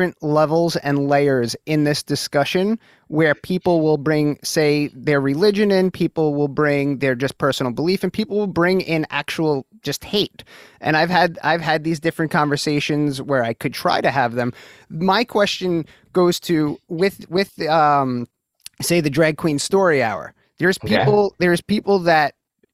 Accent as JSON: {"language": "English", "town": "New York City", "region": "New York", "country": "United States", "tie": "born or raised there"}